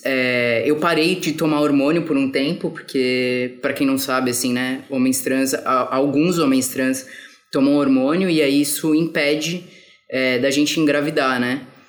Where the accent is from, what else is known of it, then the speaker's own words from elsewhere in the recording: São Paulo, Brazil; now in Rio de Janeiro, Brazil; eu sou de São Paulo, mas eu tô morando no Rio